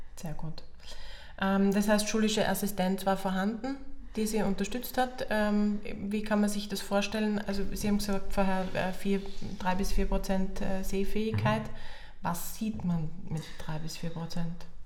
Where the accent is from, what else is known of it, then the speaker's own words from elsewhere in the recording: Carinthia, Austria; Ich bin ja selber Kärntnerin